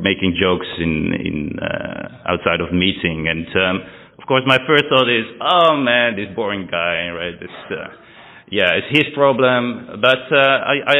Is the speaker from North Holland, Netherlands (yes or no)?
yes; Amsterdam, North Holland, Netherlands; also born or lived in England